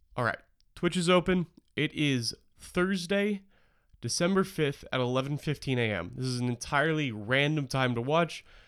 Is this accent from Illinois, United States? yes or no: no; Portland, Oregon, United States; my hometown